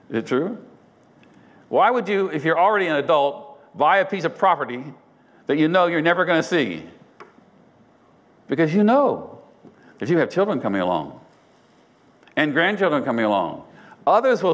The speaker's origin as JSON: {"language": "English", "country": "United States", "said": "I'm an American"}